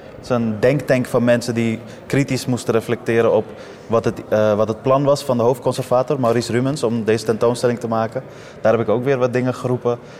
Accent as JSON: {"language": "Dutch", "town": "Amsterdam", "region": "North Holland", "country": "Netherlands", "tie": "born or raised there", "also_born_or_lived": "Afghanistan", "said": "ik ben geboren in Afghanistan. Maar als je me vraagt waar ik vandaan kom, zeg ik Amsterdam Noord. Eh, ik ben hier opgegroeid"}